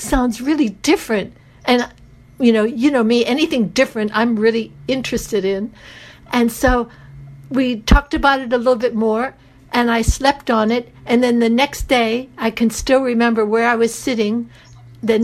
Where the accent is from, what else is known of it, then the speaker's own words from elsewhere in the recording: United States; accent: American; moved away; also born or lived in Greece / Japan; my American accent